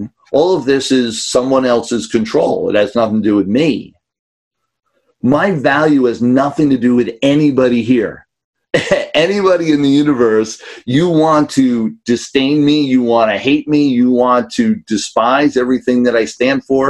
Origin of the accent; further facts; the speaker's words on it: New York City, New York, United States; I grew up in New York City